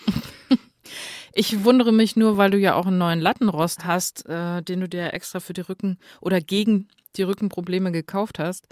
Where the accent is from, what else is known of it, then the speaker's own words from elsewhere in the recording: Northern Hesse, Germany; bei uns in Nordhessen, wo ich aufgewachsen bin, in den Dörfchen